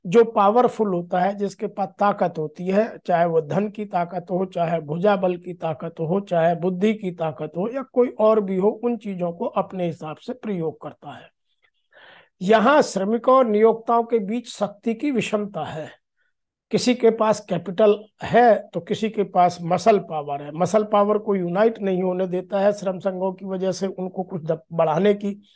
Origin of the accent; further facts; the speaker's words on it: Uttar Pradesh, India; मैं उत्तर प्रदेश का रहने वाला हूं